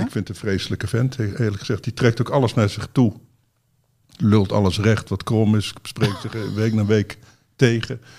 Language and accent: Dutch; Netherlands; wij, denk ik, als Nederlanders